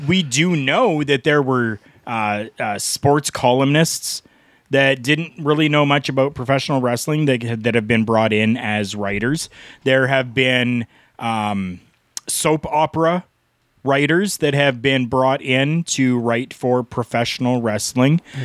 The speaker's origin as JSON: {"language": "English", "country": "Canada", "said": "I'm Canadian. I call it pop."}